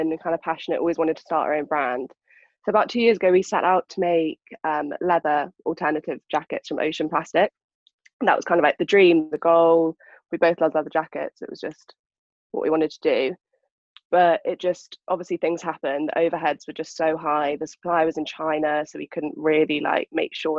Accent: London, United Kingdom; I'm from London. I've always been from London.

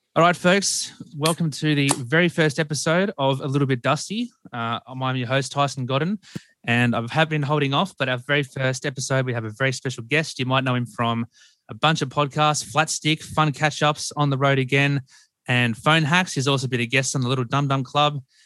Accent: Sydney, New South Wales, Australia; being born and raised in Sydney

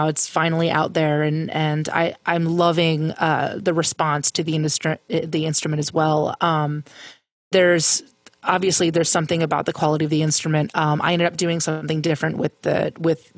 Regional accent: Pennsylvania, United States; growing up in Pennsylvania

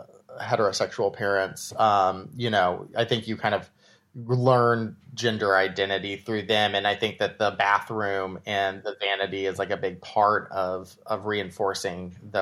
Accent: Austin, Texas, United States; Yeah. Austin, Texas.

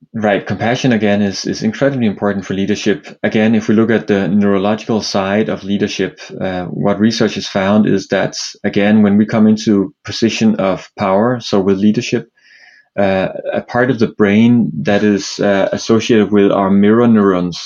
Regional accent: Copenhagen, Capital Region of Denmark, Denmark; now in New York, United States; I'm uh, originally from uh, Denmark, Copenhagen, uh, but live in New York nowadays

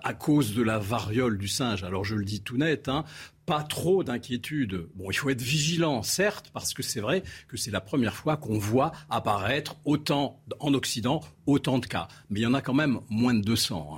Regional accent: Algiers, Algeria; now in France; je suis euh, algérien d'origine. Je suis né en Algérie quand elle était colonie française

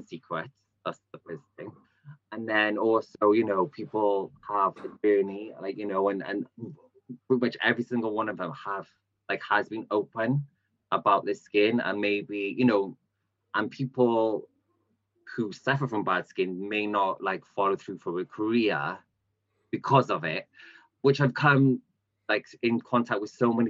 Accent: Cardiff, Wales, United Kingdom; I'm from Cardiff

